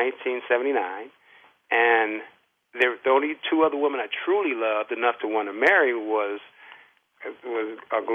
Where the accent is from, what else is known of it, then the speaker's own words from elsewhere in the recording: Los Angeles, California, United States; I was born and raised in Pacoima, which was predominantly black